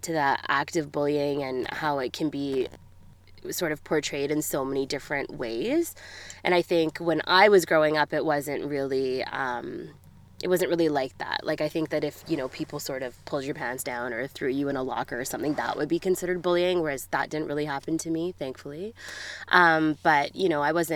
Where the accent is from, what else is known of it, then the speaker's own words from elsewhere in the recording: Edmonton, Alberta, Canada; also born or lived in Australia; I grew up in Edmonton. Yeah, born and raised here.